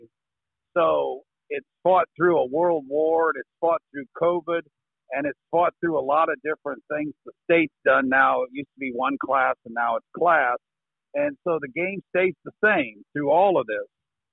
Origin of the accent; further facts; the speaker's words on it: Hebron, Indiana, United States; I was from Hebron High School. We had an enrollment. Well, my graduating class was 67 kids. And so I was small school Indiana. It was in northern Indiana.